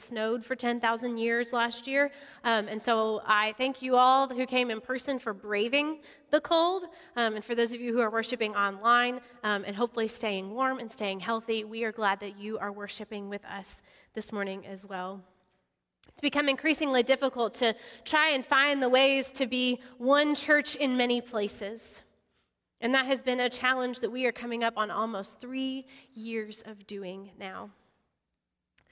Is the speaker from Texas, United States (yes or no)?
yes; Odessa, Texas, United States; I grew up in Odessa, not a cow pasture